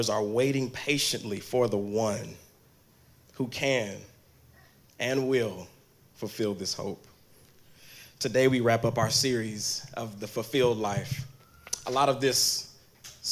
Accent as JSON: {"language": "English", "region": "Kansas", "country": "United States", "also_born_or_lived": "Texas", "moved": "yes", "lives_now": "New York, United States", "said": "I'm actually from Kansas, so I'm actually a farm boy"}